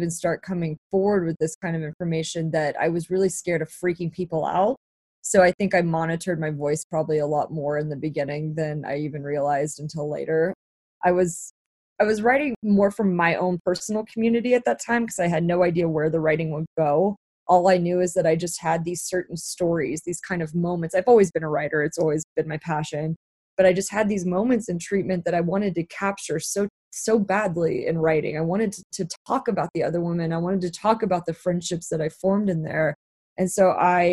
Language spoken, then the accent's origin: English; Dallas, Texas, United States; moved away as an adult; also born or lived in New York; I was back at home. I'm from Dallas, Texas.